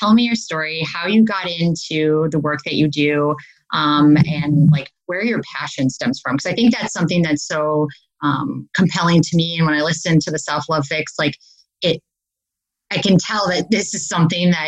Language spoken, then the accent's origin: English; Wisconsin, United States; accent: Midwest; moved away as an adult; now in California, United States; I'm actually originally from Wisconsin.